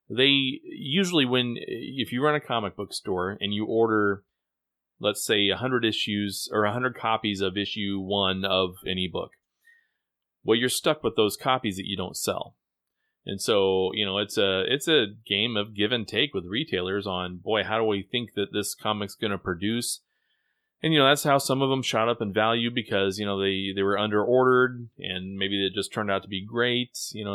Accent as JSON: {"language": "English", "region": "Midwest", "country": "United States", "said": "as a Midwesterner, I certainly enjoyed it."}